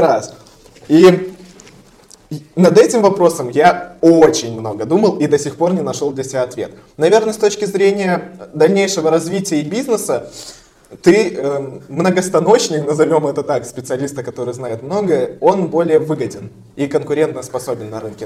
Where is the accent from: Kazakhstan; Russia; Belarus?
Belarus; я тоже белорус